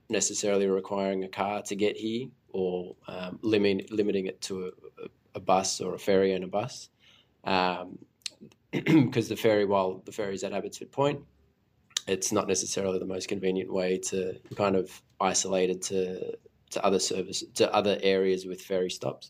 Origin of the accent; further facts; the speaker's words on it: Sydney, New South Wales, Australia; I grew up in Five Dock